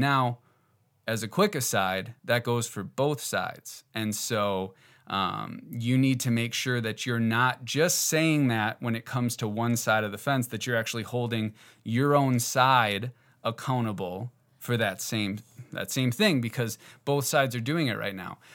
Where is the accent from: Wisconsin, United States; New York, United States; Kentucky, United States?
Wisconsin, United States; Northeast; I grew up in Northeast Wisconsin